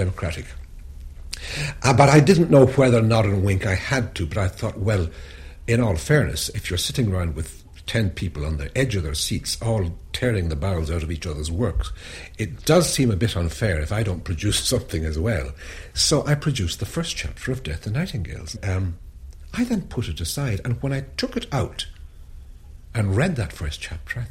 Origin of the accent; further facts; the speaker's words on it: Ireland; as an Irish person